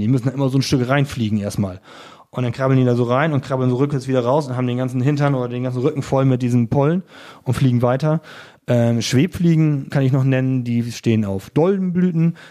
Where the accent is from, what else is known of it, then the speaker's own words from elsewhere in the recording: Friesland, Lower Saxony, Germany; now in Offenburg, Germany; da kommt natürlich ein bisschen Lokalpatriotismus Tourismus durch, zumindest zu meiner alten Heimat